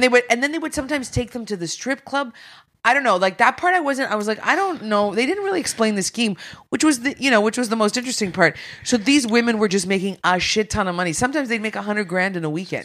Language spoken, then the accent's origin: English; Sudbury, Ontario, Canada; I'm from Sudbury, so I grew up in Sudbury.